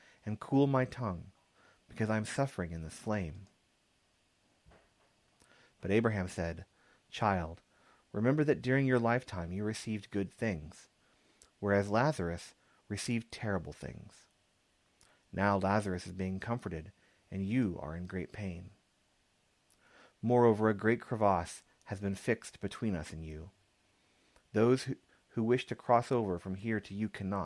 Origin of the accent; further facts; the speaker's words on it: San Antonio, Texas, United States; Growing up in San Antonio